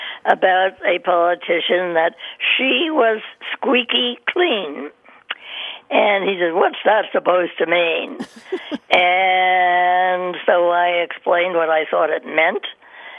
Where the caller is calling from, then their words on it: Miami, Florida, United States; I'm calling you from Miami